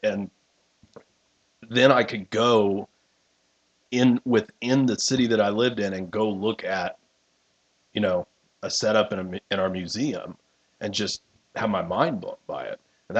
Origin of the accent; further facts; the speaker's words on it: Richmond, Indiana, United States; we grew up in Indiana